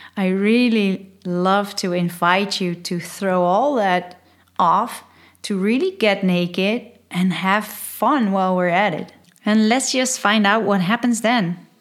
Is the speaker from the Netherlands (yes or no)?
yes; Netherlands; first language Dutch; English is a second language; I'm Dutch, I'm from Holland.